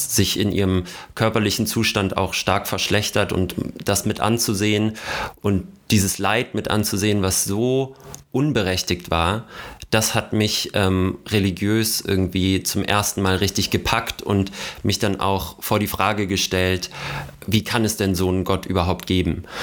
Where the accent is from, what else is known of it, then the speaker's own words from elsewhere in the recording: North Hesse, Germany; ganz nah an meiner nordhessischen Heimat